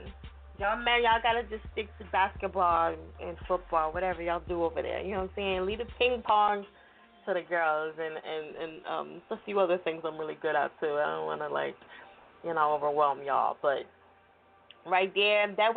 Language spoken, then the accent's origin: English; New Jersey, United States; now in Philadelphia, United States; We say South Jersey. It don't matter. Like, it's all love.